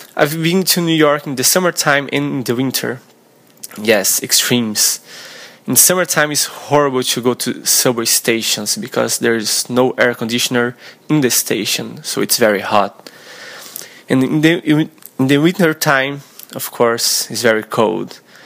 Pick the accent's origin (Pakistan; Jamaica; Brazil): Brazil; English is a second language; also born or lived in Tampa, Florida; I'm 25 years old, and I'm from Brazil